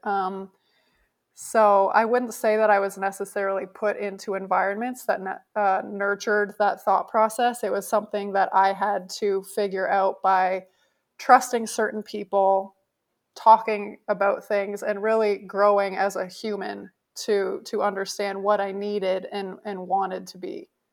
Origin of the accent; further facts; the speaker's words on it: Canada; moved away as an adult; I grew up in Canada